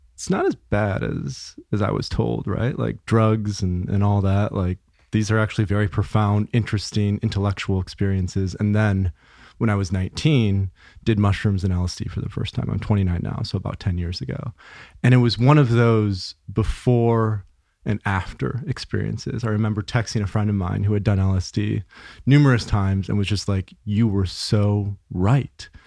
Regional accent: Grand Rapids, Michigan, United States; I grew up in, uh, West Michigan. So Grand Rapids, small city, two hundred thousand people, suburb of Grand Rapids.

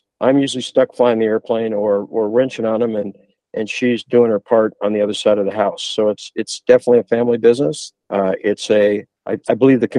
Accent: Perris, California, United States; also born or lived in Huntington Beach, California; it was a major culture shock for a couple of kids from the city to come to Perris back in those early days.

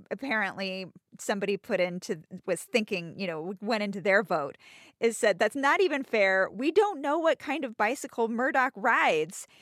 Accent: United States; an American

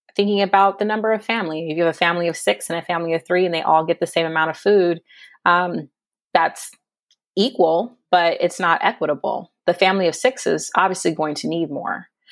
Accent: San Diego, California, United States; moved away as an adult; also born or lived in Berkeley / New York; in solidarity with U C San Diego, um, which is my hometown

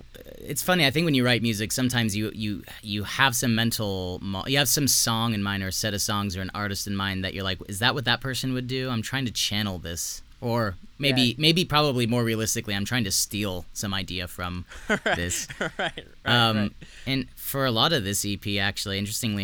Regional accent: South Texas, United States; I grew up in South Texas

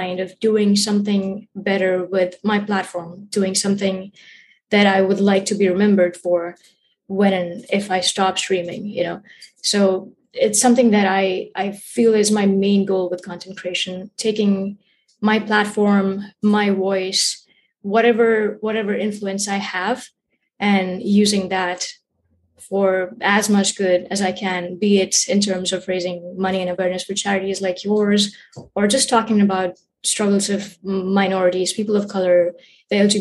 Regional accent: India; moved away as an adult; now in United States; I was born and raised in India. I moved to the States in 2016 and I've been here since then.

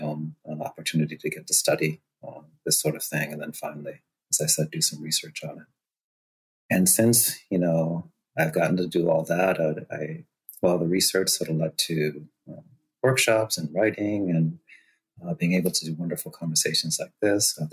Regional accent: Boston, Massachusetts, United States; also born or lived in Costa Rica; I was born in Costa Rica, got to move up here when I was about 3.5, 4 years old, landed in Dorchester, over 99% Black identified neighborhood in Boston, and spent my formative years there

